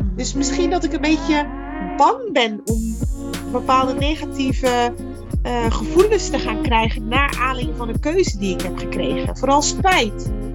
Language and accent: Dutch; Netherlands; Geboren en getogen in Nederland, 41 jaar